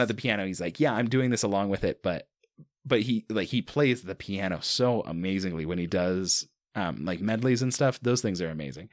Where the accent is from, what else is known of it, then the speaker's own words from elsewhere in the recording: Mountain West, United States; I grew up in in the Mountain West